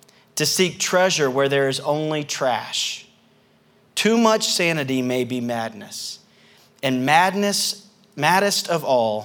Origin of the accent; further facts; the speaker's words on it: the South, United States; accent: southern; my southern accent